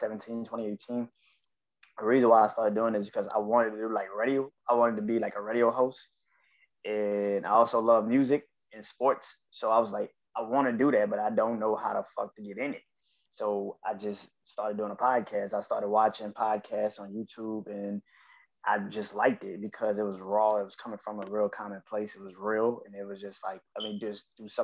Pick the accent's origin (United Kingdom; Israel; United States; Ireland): United States; New Orleans, Louisiana; now in Houston, United States; I'm originally from New Orleans, but I live in Houston, Texas right now